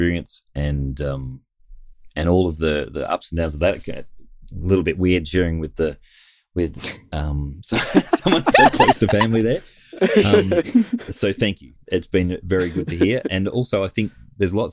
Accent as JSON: {"language": "English", "region": "Victoria", "country": "Australia", "tie": "born or raised there", "moved": "as an adult", "said": "I was born and raised in Victoria. I haven't been there for a good 20 years or so"}